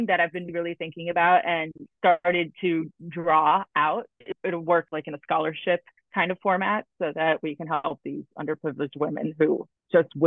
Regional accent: Brazil; now in New York, United States; I'm originally from Brazil and I'm in New York now.

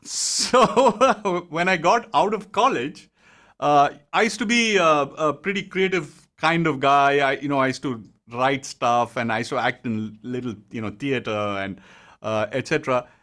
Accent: Bangalore, Karnataka, India; moved away as an adult; also born or lived in Mumbai; I was in, born and brought up in Bangalore

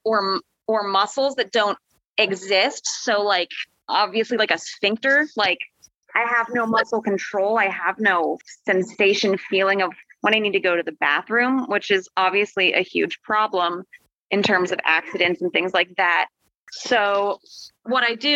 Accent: Sarasota, Florida, United States; So I was born in Florida. I was born in Sarasota.

